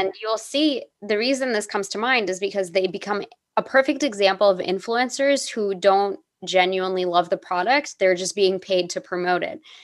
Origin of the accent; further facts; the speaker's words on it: United States; growing up as an American person